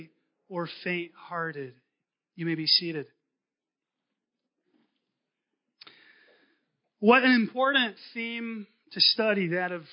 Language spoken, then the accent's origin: English; Concord, North Carolina, United States; moved away; I grew up in North Carolina, Concord